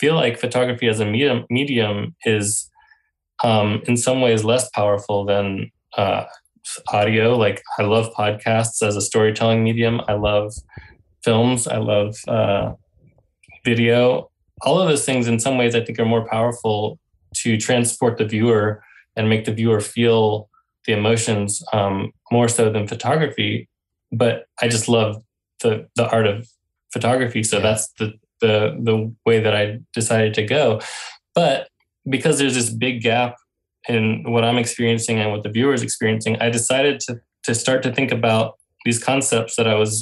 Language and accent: English; Western North Carolina, United States; the reason I grew up in Western North Carolina is because before that my parents had lived in Japan for about a year